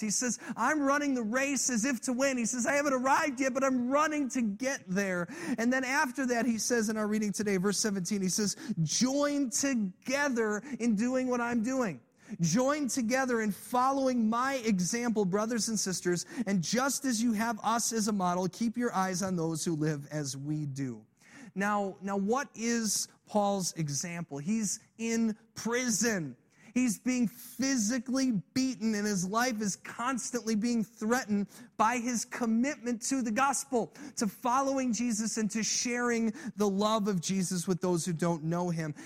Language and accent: English; Illinois, United States; I grew up in Illinois